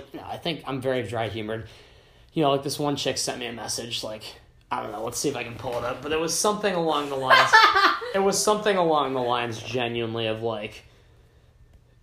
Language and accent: English; upstate New York, United States; I'm from, upstate New York